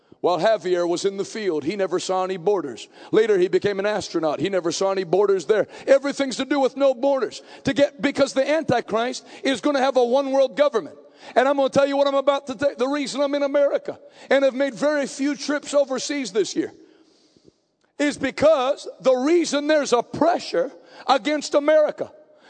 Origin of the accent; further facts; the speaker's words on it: New England, United States; I grew up preaching in New England where people were born without personalities, so it's not a problem.